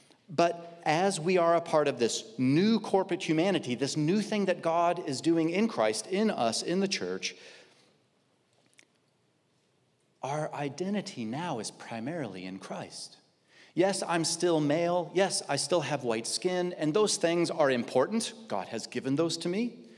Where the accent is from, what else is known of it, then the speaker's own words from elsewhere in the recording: Midwest, United States; I am a male. I'm white. I grew up in the Midwest. I've been in California 14 years. I still am not used to palm trees.